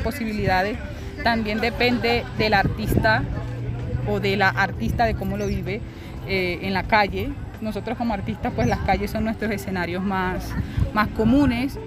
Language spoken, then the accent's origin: Spanish; Venezuela; now in Bogotá, Colombia; Siendo yo mujer, venezolana y negra